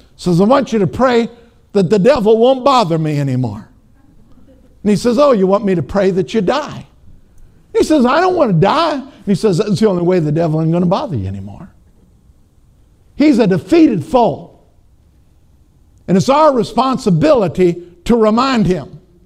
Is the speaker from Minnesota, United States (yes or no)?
yes; Minnesota, United States; I'm from Minnesota